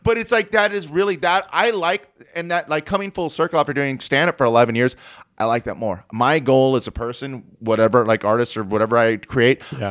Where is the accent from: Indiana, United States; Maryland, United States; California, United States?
California, United States; Orange County; I'm from Orange County